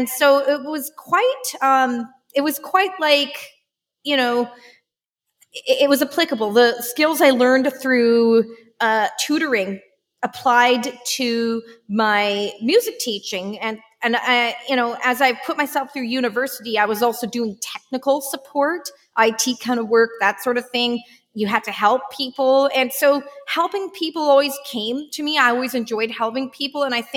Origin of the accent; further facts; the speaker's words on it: Vancouver Island, British Columbia, Canada; I grew up in Vancouver Island